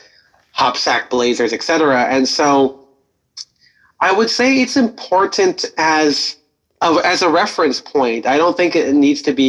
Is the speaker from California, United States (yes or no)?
yes; Pasadena, California, United States; Pasadena, my hometown